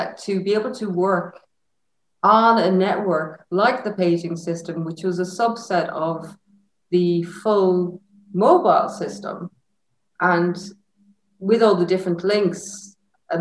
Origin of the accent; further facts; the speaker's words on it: Enniscrone, Connacht, Ireland; I'm from Enniscrone, across Sligo, from the beach.